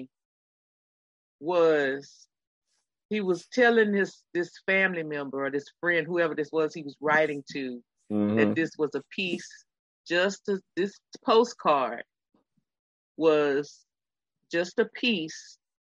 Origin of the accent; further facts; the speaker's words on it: Texas, United States; I'm from Texas